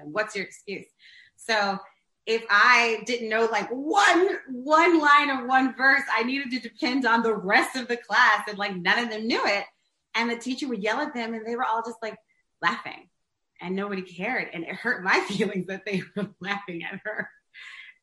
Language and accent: English; St. Louis, Missouri, United States; moved away as an adult; now in New York City, United States; I'm born and raised there